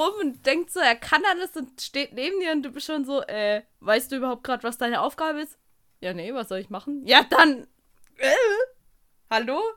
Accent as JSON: {"language": "German", "country": "Germany", "said": "als Deutscher"}